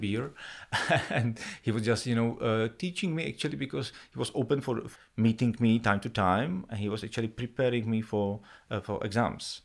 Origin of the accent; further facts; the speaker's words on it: Czechia; moved away as an adult; also born or lived in New York; I moved out from Czech Republic